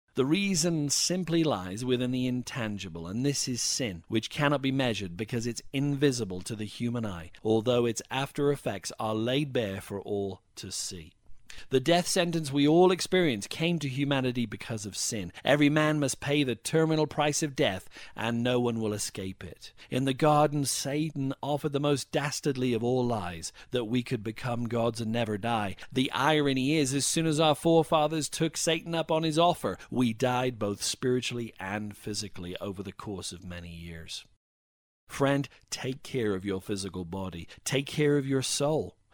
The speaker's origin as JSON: {"language": "English", "region": "Wales", "country": "United Kingdom", "tie": "born or raised there", "said": "when I was growing up in Wales"}